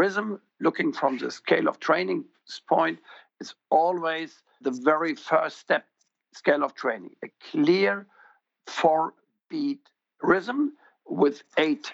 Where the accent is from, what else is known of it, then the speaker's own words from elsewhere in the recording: Germany; I'm from Germany